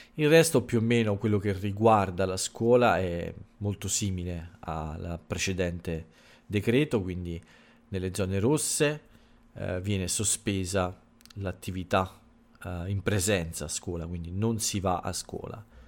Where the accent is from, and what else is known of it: Italy